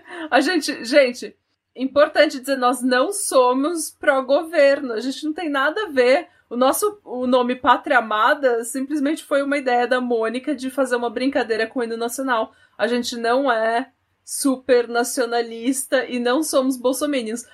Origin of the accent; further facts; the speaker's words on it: Brazil; now in Norway; sou do Brasil